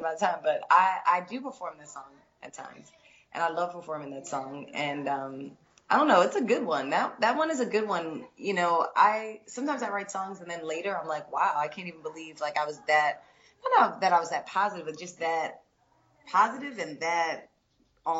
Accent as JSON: {"language": "English", "town": "Philadelphia", "region": "Pennsylvania", "country": "United States", "moved": "yes", "said": "I definitely always come to the East Coast because I'm from Philly."}